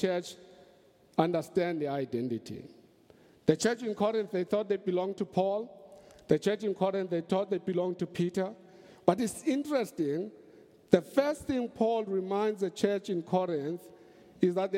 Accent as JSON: {"language": "English", "country": "South Africa"}